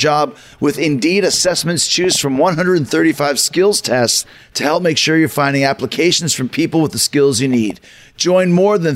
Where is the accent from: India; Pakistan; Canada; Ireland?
Canada; growing up in Canada